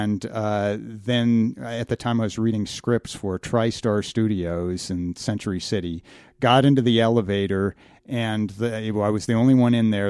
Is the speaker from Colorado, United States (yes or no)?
yes; Grand Junction, Colorado, United States; my hometown of, uh, Grand Junction, Colorado